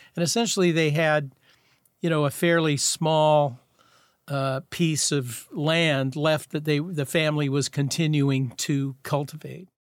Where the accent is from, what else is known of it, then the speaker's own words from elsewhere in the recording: Seattle, Washington, United States; I grew up in Garlic Gulch, and Garlic Gulch, Rainier Valley